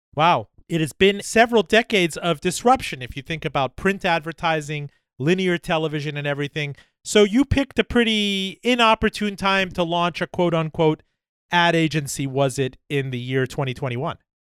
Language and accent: English; Miami, Florida, United States; Miami, my hometown